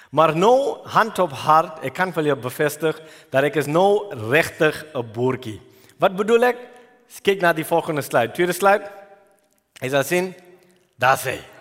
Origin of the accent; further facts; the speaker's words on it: Durban, KwaZulu-Natal, South Africa; moved away as an adult; also born or lived in New Zealand; ek was groot geword in Durban